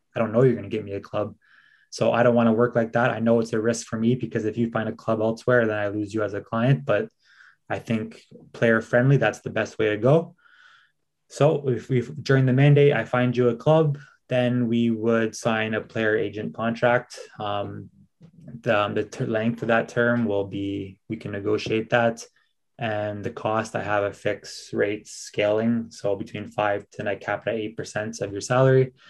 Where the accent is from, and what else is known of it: Canada; moved away as an adult; now in Sweden